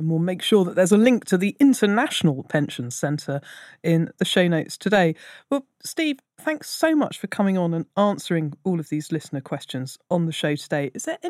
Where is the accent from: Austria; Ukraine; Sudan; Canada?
Austria; moved away as an adult; also born or lived in London, United Kingdom; now in Asia; I'm originally from Austria, but I have around 15 years worth of national insurance contributions from my time working in London